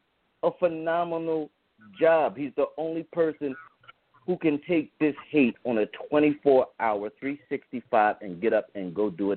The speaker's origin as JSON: {"language": "English", "country": "United States", "lives_now": "Philadelphia, United States", "said": "No, I'm from America. My father's from Liberia."}